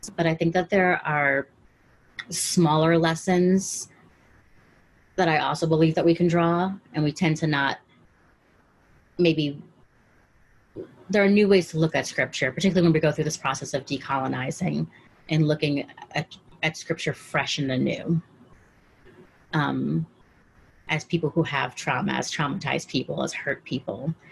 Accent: Caracas, Capital District, Venezuela; now in Washington D.C., United States; I'm from Caracas, Venezuela.

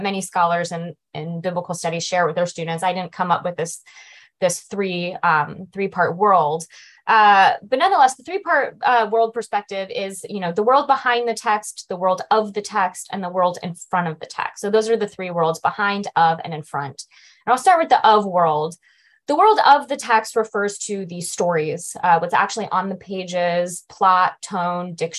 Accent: Las Vegas, Nevada, United States; I'm from Las Vegas, grew up in Las Vegas

